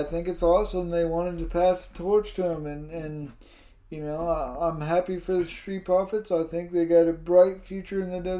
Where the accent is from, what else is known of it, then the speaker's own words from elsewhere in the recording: Canada; hate on America, I'm Canadian, I'm, you know what I mean?